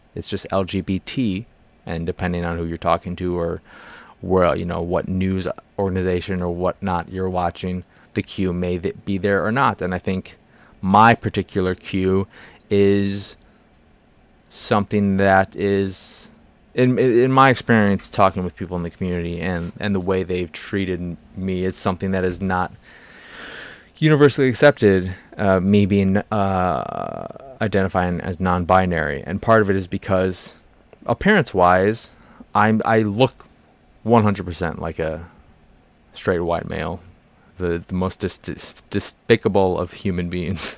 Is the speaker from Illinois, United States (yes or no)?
yes; Chicago, Illinois, United States; I grew up in Boystown